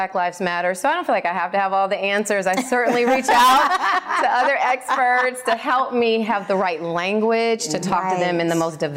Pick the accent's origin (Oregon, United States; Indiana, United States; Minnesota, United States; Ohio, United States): Indiana, United States; Indianapolis; I grew up in Indianapolis in a predominantly white community